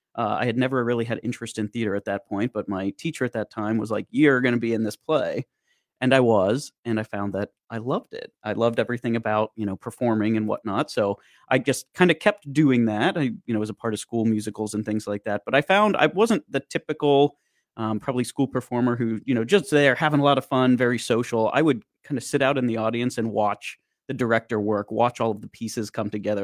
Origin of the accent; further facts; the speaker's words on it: Boiling Springs, Pennsylvania, United States; growing up in Boiling Springs, Carlisle's just the next town over